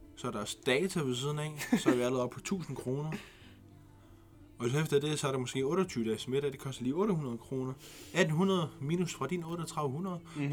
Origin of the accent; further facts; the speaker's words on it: Greenland; Vi er grønlændere